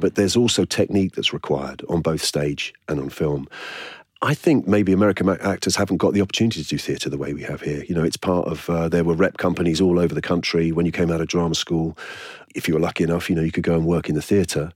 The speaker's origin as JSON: {"language": "English", "region": "London", "country": "United Kingdom", "tie": "born or raised there", "said": "I was born in Islington and grew up there"}